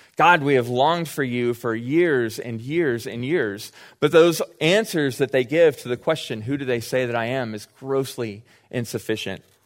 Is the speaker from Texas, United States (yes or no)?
yes; Austin, Texas, United States; I grew up in Austin